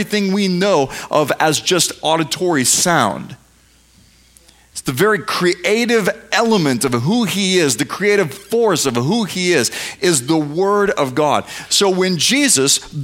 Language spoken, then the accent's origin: English; United States; I'm an American